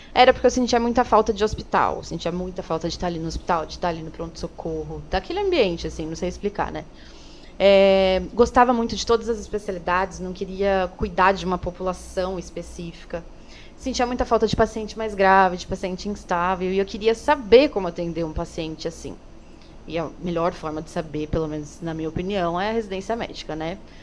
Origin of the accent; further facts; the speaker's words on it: São Paulo, Brazil; also born or lived in Campinas; sou aqui de São Paulo mesmo, mas me formei em Campinas